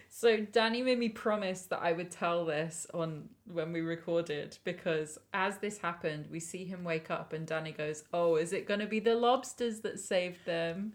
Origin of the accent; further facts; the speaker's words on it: England, United Kingdom; we as English people